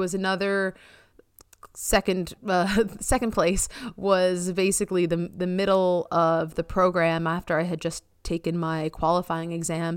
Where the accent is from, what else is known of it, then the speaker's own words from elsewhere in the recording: Long Island, New York, United States; also born or lived in Amherst, Massachusetts; where I grew up on Long Island is very competitive.